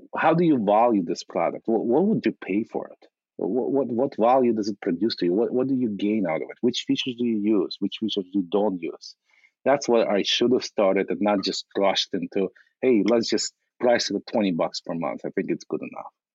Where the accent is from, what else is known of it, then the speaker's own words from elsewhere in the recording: Ukraine; moved away as an adult; now in United States; in 1997, I immigrated from from Ukraine uh, as a refugee